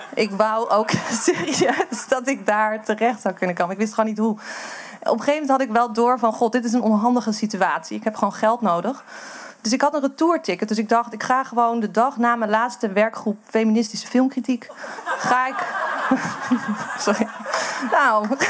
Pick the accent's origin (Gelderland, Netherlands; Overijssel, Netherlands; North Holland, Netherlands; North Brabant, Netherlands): North Holland, Netherlands; Amsterdam; moved away; ik kom uit Amsterdam